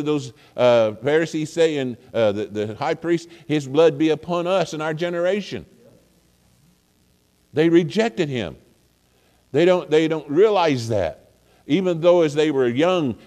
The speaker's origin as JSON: {"language": "English", "region": "Missouri", "country": "United States", "tie": "born or raised there", "also_born_or_lived": "Oklahoma", "said": "I was born in Oklahoma. But I've lived most of my life in Missouri"}